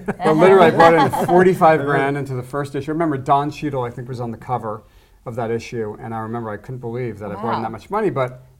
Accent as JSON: {"language": "English", "region": "New Jersey", "country": "United States", "moved": "as an adult", "lives_now": "Los Angeles, United States", "said": "I'm from New Jersey. My wife's from New York. I'm from New Jersey. And I came out here in 94."}